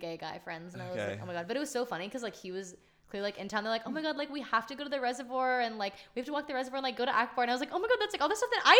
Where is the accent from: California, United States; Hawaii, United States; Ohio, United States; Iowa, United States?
California, United States; Lafayette; moved away as an adult; now in Los Angeles, United States; I'm from the East Bay. I'm from Lafayette.